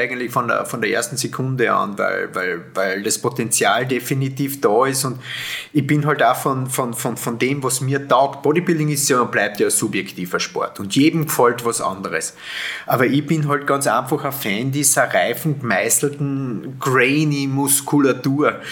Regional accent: Austria; ich bin ja kein Deutscher und, und, und komme aus dem österreichischen

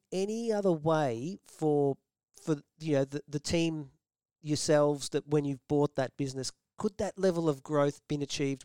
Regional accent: Melbourne, Victoria, Australia; a young kid growing up in Melbourne

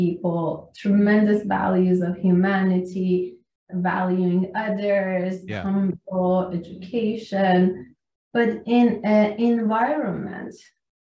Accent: Iran; moved away as an adult; I'm Iranian. I came from Iran when I was 20 years old

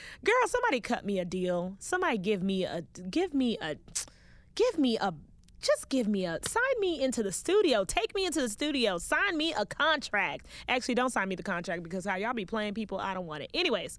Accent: West Palm Beach, Florida, United States; I was born and raised in West Palm Beach, Florida, and my entire family is Haitian. I am a Haitian American

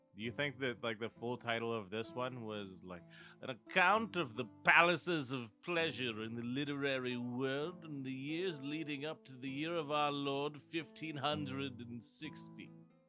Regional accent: Youngstown, Ohio, United States; I grew up in Youngstown

